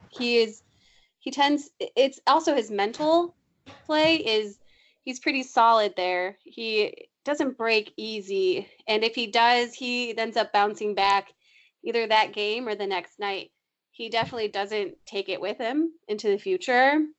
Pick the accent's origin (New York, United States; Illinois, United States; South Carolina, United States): Illinois, United States; Lyons; moved away; my hometown of Lyons, Illinois